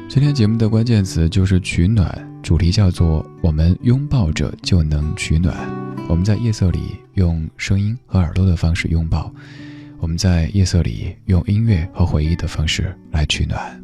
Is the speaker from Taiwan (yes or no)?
no; Chengdu, Sichuan, China; now in Beijing, China; 在我家乡那边